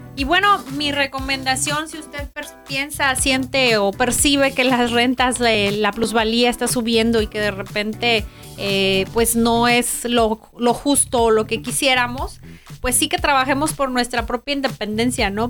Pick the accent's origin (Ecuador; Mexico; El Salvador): Mexico; Guadalajara, Jalisco; now in Tijuana, Mexico; yo que soy de Guadalajara